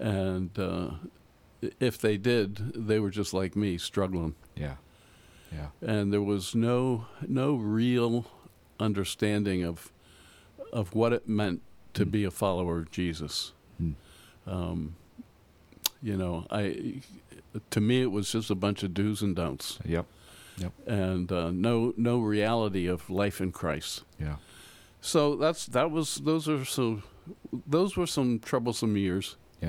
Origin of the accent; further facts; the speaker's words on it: Pennsylvania, United States; now in Pittsburgh, United States; Okay. Well, I grew up outside of Philadelphia.